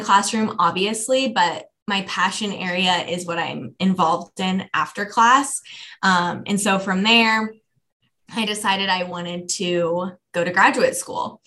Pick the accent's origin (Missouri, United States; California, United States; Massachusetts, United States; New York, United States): Missouri, United States; Lee's Summit; also born or lived in Omaha, Nebraska; I'm also from Kansas City. This is my hometown. I grew up in Lee Summit and currently live there as well